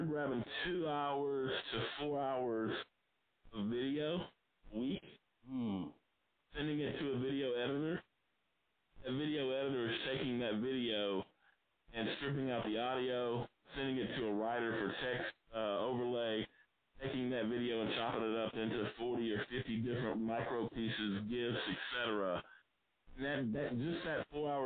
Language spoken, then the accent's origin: English; South Arkansas, United States; I grew up in South Arkansas, broke, from a working class family